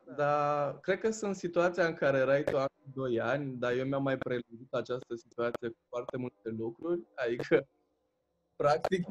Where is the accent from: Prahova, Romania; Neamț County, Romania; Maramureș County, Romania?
Neamț County, Romania; Târgu Neamț; suntem din Târgu Neamț